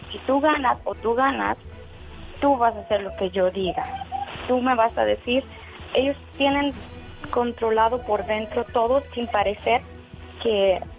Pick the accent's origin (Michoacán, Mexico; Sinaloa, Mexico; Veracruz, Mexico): Michoacán, Mexico; yo soy de Michoacán, pero mi esposo es de Jalisco, así que visito las dos partes